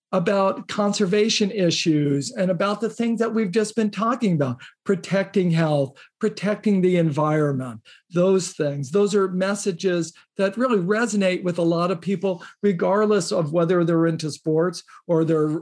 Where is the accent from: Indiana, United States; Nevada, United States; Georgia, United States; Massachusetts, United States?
Indiana, United States; I grew up in Indiana